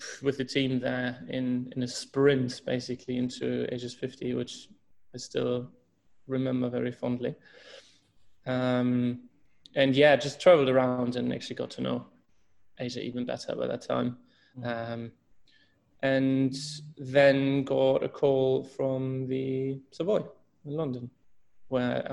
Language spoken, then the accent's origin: English; Hamburg, Germany; moved away as an adult; also born or lived in Switzerland / Hong Kong; I'm originally from Hamburg, Germany